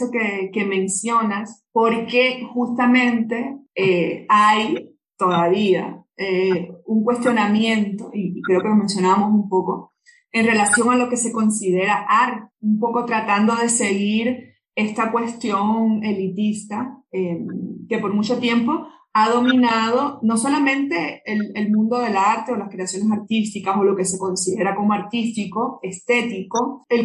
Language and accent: Spanish; Cuba; en mi país de donde yo vengo, que es Cuba, em, se le dedica mucho espacio desde el punto de vista estatal